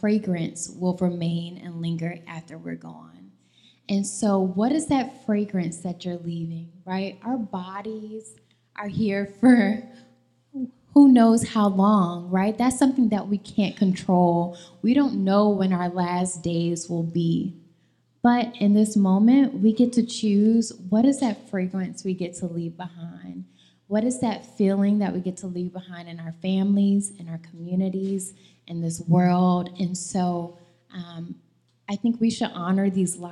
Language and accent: English; Atlanta, Georgia, United States; I grew up in Atlanta